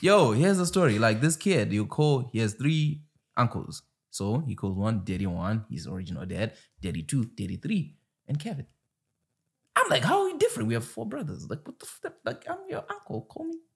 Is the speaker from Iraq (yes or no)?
no; Zimbabwe; moved away; I come from Zimbabwe where you don't get rocked